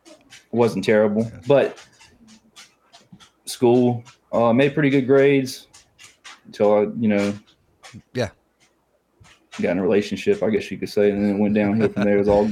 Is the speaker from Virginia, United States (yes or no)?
yes; Halifax, Virginia, United States; I'm from Halifax, Virginia. It's the southern part of Virginia. It's right in the middle. It's on the border of North Carolina.